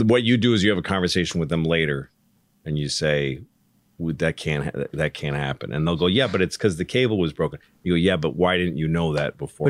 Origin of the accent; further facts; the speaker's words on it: Newton, Massachusetts, United States; I grew up in Newton